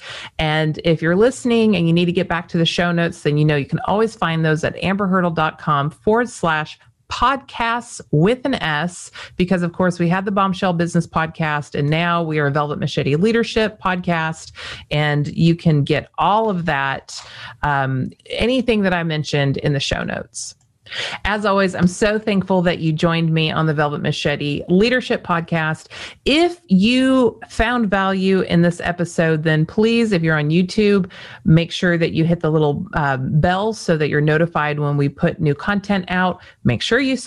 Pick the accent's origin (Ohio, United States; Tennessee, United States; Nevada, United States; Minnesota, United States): Nevada, United States; Las Vegas; I was born in Las Vegas